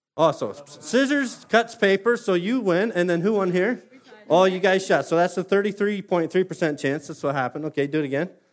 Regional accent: Simcoe, Ontario, Canada; born and raised in Simcoe

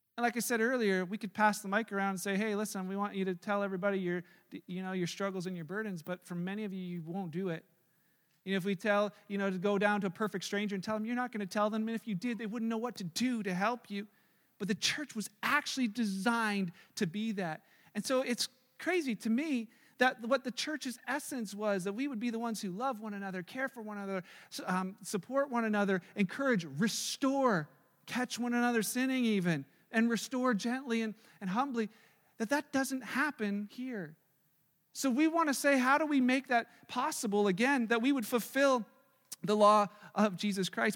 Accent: Canada; we're so great at being Canadian

